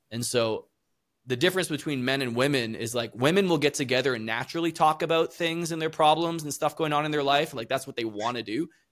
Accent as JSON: {"language": "English", "country": "Canada", "also_born_or_lived": "South America", "said": "I'm originally from Canada"}